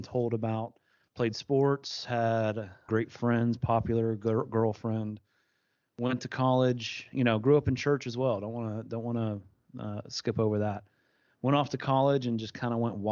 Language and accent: English; East Tennessee, United States; I'm from East Tennessee, which is about 2.5 hours away